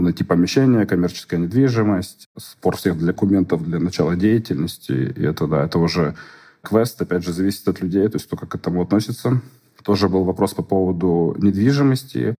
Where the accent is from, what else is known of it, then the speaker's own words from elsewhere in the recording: Russia; moved away as an adult; now in Lisbon, Portugal; я из России